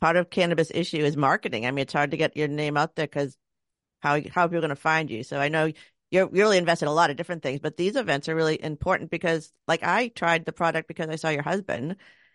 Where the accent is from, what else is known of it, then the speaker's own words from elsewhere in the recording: New England, United States; I grew up in New England.